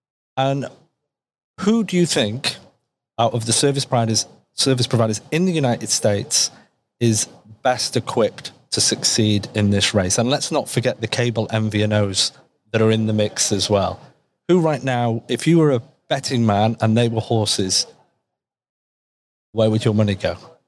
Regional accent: Toronto, Ontario, Canada

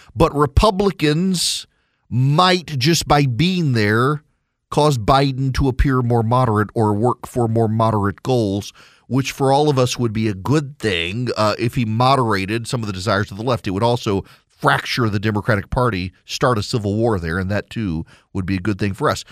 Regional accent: Louisiana, United States; I am from Louisiana

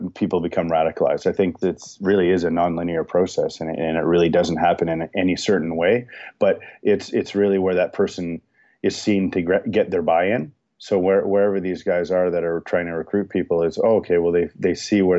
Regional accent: Toronto, Ontario, Canada; I grew up in Toronto

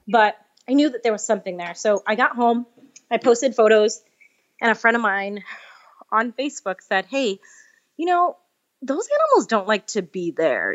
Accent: New York, United States; moved away; I'm from New York originally, and I had to go back to finish a couple credits at N Y U, and it was my first time back home as a vegan

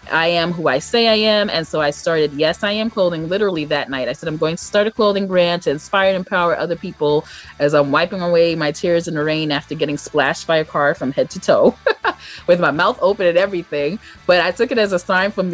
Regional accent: Brooklyn, New York, United States; I am from Brooklyn, New York.

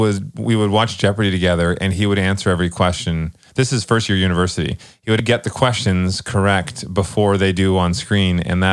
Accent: Vancouver, British Columbia, Canada; moved away as an adult; also born or lived in Calgary; I grew up in Vancouver, and then I spent a lot of time up in Calgary.

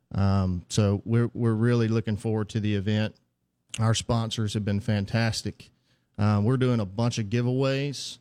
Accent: Heidelberg, Mississippi, United States; also born or lived in Jackson, Mississippi; I'm from Heidelberg, Mississippi originally.

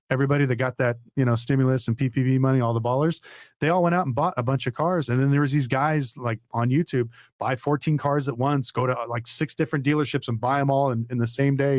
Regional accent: Las Vegas, Nevada, United States; I'm from Vegas

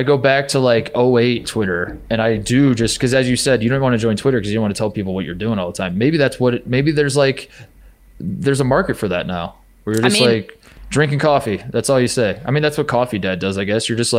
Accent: Brownsburg, Indiana, United States; I grew up in Brownsburg.

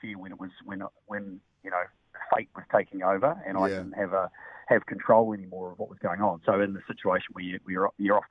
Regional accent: New Zealand; growing up in New Zealand

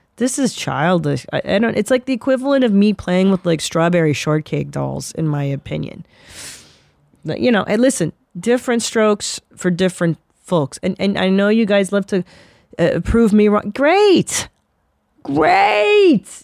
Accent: Los Angeles, California, United States; born or raised there

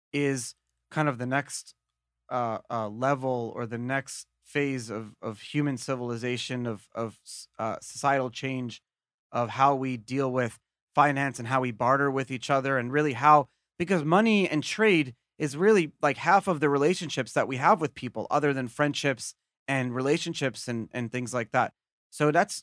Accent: United States; as an American

